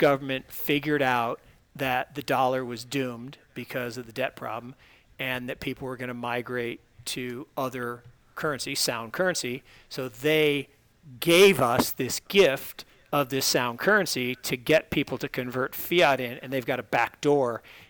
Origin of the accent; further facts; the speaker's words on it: Pacific Northwest, United States; I grew up with Sasquatch. Come on, I grew up in the Pacific Northwest.